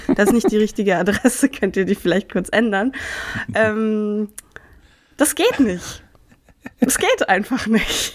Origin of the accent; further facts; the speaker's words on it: Marburg, Hesse, Germany; moved away; nach Marburg geschickt, wo ich herkomme